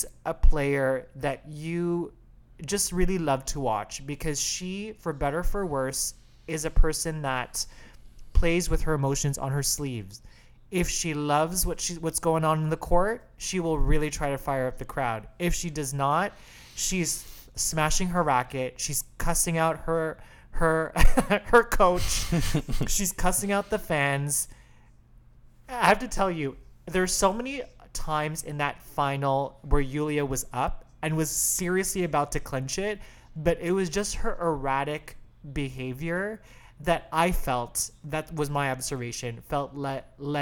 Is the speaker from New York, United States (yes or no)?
no; Chicago, Illinois, United States; I'm from Chicago